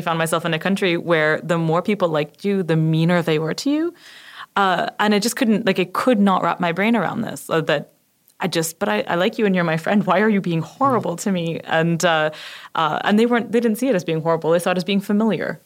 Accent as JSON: {"language": "English", "country": "Canada", "also_born_or_lived": "United Kingdom", "moved": "as an adult", "said": "I'm Canadian, and I went to, uh, live in the U K for six years"}